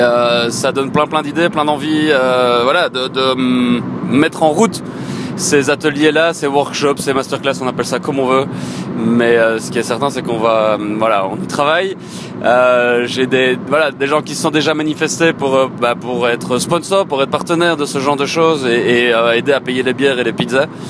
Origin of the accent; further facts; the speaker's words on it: Éghezée, Wallonia, Belgium; je le fais depuis Yegeze, mon bled, au cheval blanc